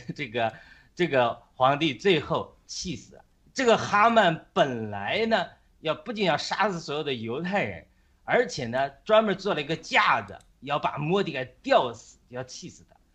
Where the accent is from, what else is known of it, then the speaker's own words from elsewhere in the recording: China; 我们中国人是你拣选的子民